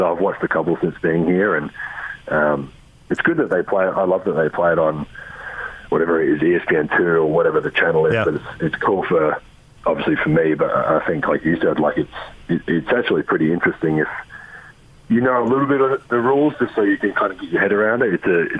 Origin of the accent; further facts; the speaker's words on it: Adelaide, South Australia, Australia; moved away; So I grew up in Adelaide, where we never one of the only states in Australia that didn't have a rugby team.